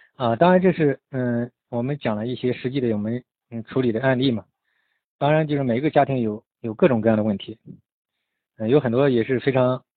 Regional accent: China; 我们中国人嘛，就很多，就是这样

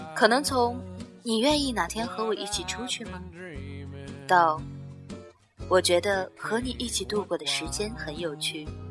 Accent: China; 我们中国人

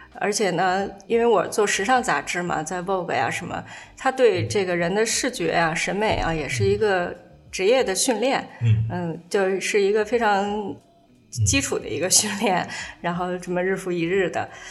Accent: Shichahai, Beijing, China; 我小时候在什刹海边儿跑的时候

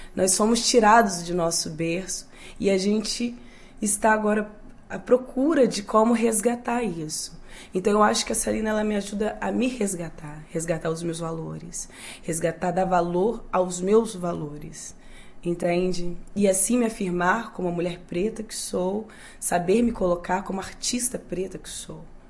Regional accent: Volta Redonda, Rio de Janeiro, Brazil; Eu sou de Volta Redonda. Volta Redonda é o interior do Rio, do, do, do país, do Brasil.

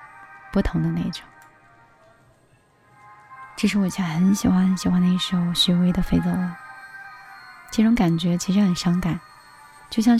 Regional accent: Hangzhou, Zhejiang, China; 嗯，就是杭州的。

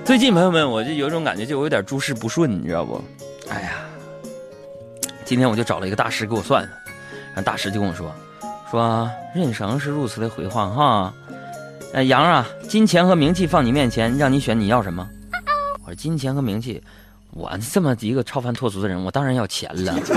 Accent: China; 怎么跟我们中国比呀

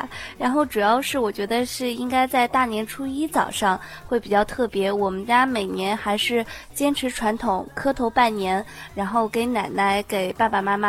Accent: Anhui, China; 我们家是在安徽，离云良其实挺近的。

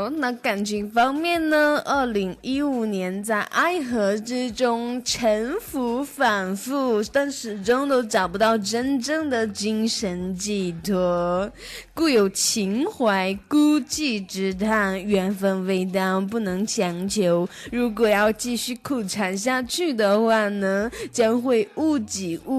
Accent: Taiwan; 我台湾人不知道“贼”是什么意思，“贼拉高”吗？

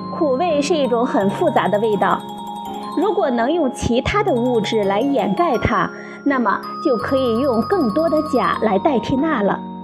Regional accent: China; 我们中国人

